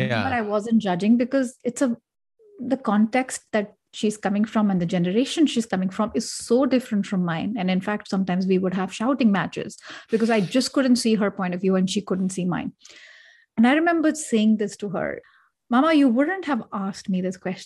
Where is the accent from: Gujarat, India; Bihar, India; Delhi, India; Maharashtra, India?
Delhi, India; I come from Delhi, and then you have big cities, and then you have rural culture, urban culture, etc. I come from a part of India where it's pretty modern.